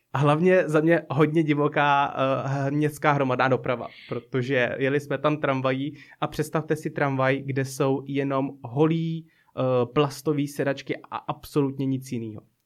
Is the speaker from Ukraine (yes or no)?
no; Blížejov, Plzeň Region, Czechia; Já byl vlastně na základní škole v takové malé obci